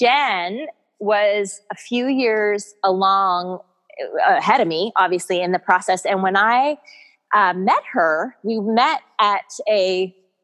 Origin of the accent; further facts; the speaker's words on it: Toronto, Ontario, Canada; moved away as an adult; now in United States; I'm originally from Toronto, born and raised